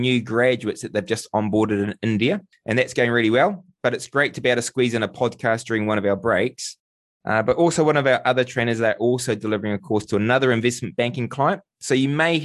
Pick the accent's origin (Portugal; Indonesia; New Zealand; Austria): New Zealand